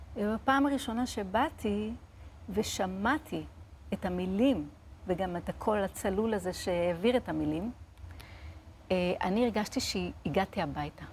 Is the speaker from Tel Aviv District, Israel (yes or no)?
no; Lod, Central District, Israel; אני גדלתי בבית מסורתי, פשוט, בלוד, בעיר לוד